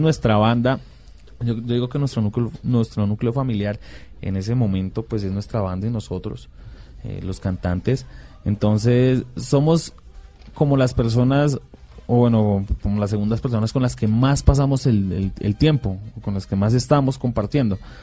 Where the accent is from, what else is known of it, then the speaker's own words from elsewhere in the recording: Bucaramanga, Santander, Colombia; De Bucaramanga. Todos somos de Bucaramanga.